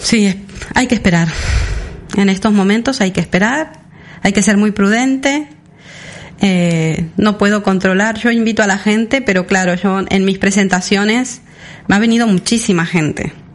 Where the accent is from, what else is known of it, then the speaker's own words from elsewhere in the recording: Sarandí Grande, Florida, Uruguay; now in Mallorca, Spain; Sarandí Grande, que es donde yo nací